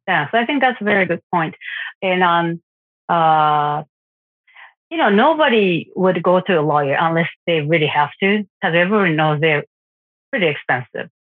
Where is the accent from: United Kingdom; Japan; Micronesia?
Japan; I'm from Japan.